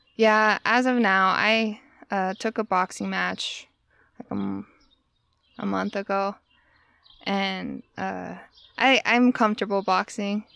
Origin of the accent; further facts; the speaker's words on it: Tooele, Utah, United States; also born or lived in Providence / Sweden; I actually grew up in Tooele, Utah